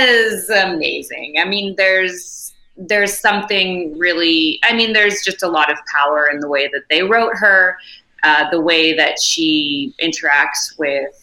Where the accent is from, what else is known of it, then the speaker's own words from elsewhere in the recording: Montreal, Quebec, Canada; I'm from Montreal